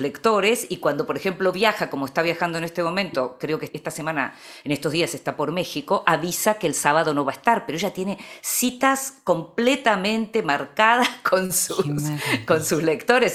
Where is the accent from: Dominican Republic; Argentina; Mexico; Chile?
Argentina; que puedo tener yo como argentina